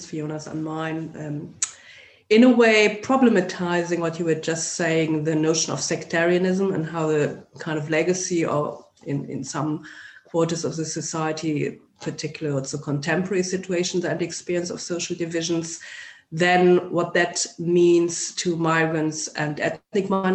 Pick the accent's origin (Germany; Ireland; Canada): Germany; English is a second language; moved away as an adult; also born or lived in London / Amsterdam / Luxembourg / Sheffield; now in Belfast, United Kingdom; as you can guess from my accent, I'm not neither Northern Irish nor English. So I'm originally from Germany